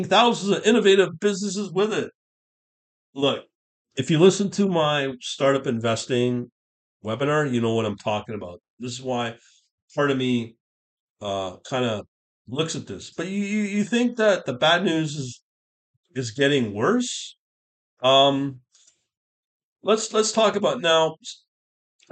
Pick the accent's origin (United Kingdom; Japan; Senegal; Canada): Canada; as a Canadian